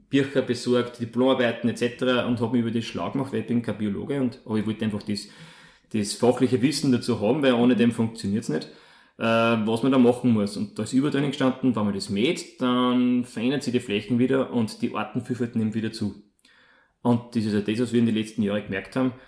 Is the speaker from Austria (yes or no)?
yes; Molln, Upper Austria, Austria; also born or lived in Vienna / Salzburg; komme aus Mollen in Oberösterreich